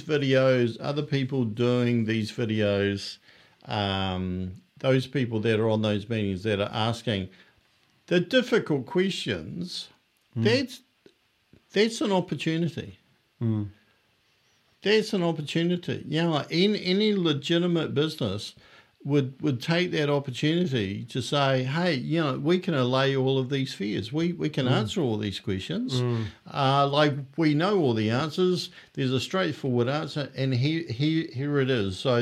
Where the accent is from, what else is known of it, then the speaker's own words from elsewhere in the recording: Australia; I'm from Australia.